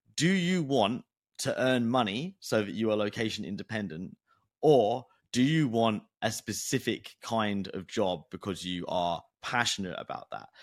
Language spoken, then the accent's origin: English; United Kingdom; I'm British